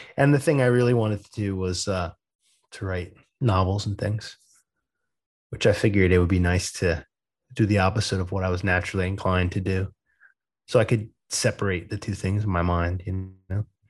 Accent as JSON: {"language": "English", "region": "East Coast", "country": "United States", "said": "I'm from the East Coast"}